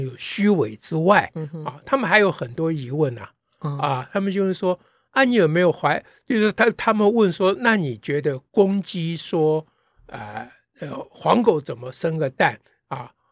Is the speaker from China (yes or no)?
no; Taiwan; 这都怪国民党小时候不准我讲台语